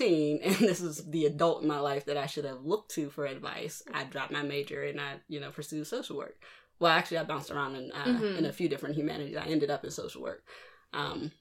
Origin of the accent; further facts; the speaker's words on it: Pittsburgh, Pennsylvania, United States; also born or lived in Baltimore; I'm from Pittsburgh. Well, I'm from Baltimore, but I was raised in Pittsburgh. Been here since I was about 2.